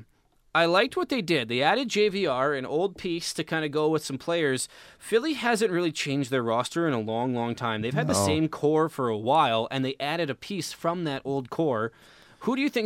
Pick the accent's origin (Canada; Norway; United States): Canada; We're Canadian.